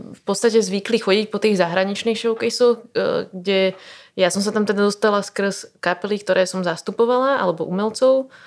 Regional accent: Slovakia; oni zistili, že som zo Slovenska

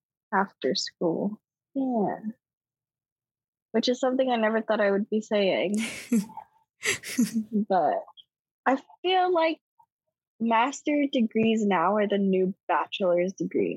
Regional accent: Hawaii, United States; moved away; we're from Hawaii

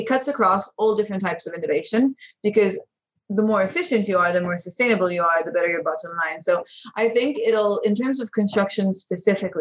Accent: London, United Kingdom; moved away as an adult; I'm European and I grew up in London.

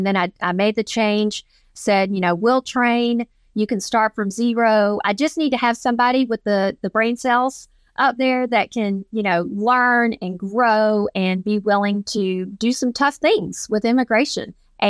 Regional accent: Georgia, United States; I'm from Georgia. I am a woman. There, I was taught that there are no boundaries

